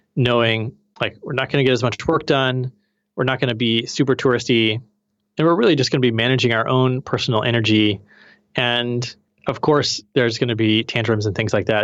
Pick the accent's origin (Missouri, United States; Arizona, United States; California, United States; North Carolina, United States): Missouri, United States; I'm from Missouri, the Show Me State